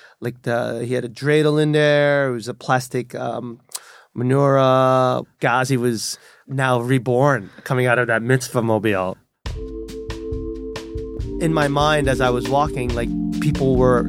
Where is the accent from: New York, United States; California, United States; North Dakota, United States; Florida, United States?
New York, United States; New York City; accent: Brooklyn; I'm definitely from Brooklyn.